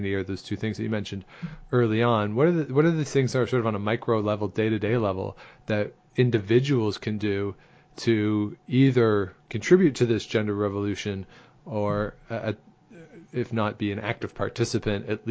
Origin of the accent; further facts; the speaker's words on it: Southern Ontario, Canada; I grew up in Southern Ontario